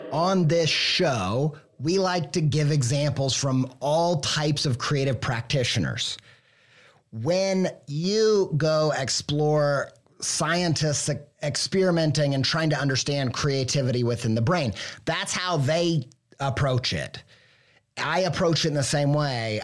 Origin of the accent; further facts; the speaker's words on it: Midwest, United States; I'm an idiot from the Midwest